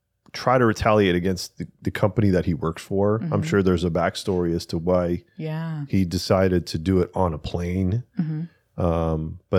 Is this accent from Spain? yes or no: yes; Spain; I'm from Spain. I'm a Spaniard Spanish speaker. Espanol.